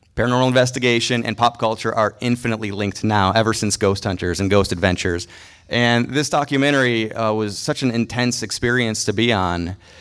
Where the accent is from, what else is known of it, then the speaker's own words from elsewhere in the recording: Mundelein, Illinois, United States; moved away; also born or lived in Los Angeles; I'm from Mundelein, Illinois